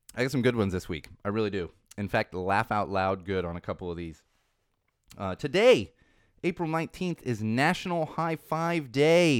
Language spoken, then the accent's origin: English; California, United States; this is my, my home state, and I intend to stay here